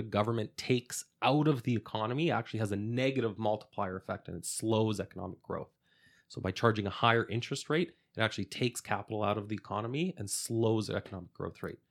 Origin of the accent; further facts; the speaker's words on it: Edmonton, Alberta, Canada; I, I grew up here in Alberta and Edmonton